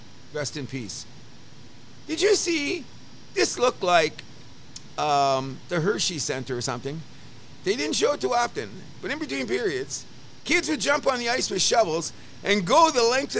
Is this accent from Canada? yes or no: yes; Windsor, Ontario, Canada; I grew up in South Windsor.